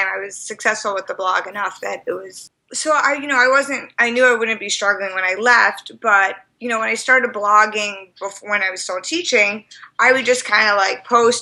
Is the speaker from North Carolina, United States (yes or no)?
no; New York, United States; moved away as an adult; also born or lived in Amherst, Massachusetts; now in Boston, United States; I'm originally from New York, and I've been in Boston about 4 years now